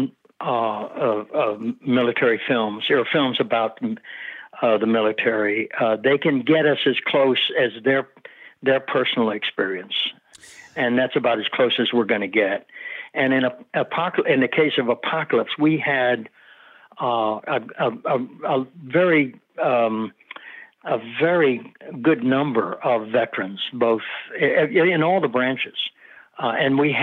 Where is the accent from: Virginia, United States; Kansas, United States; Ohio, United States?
Ohio, United States; Dayton; also born or lived in Ireland; I was the first one born here